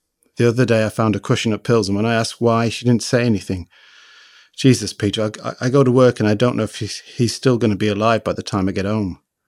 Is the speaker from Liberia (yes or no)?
yes; Liberia; born there; She's a Liberian writer. I was born in Liberia and...